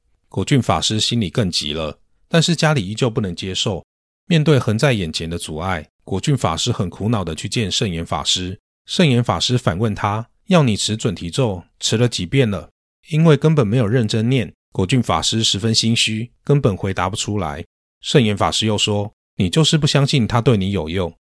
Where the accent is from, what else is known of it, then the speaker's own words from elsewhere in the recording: northern Taiwan, Taiwan; 我是北部人，曾经因为公司政策的缘故，被轮调到南部工作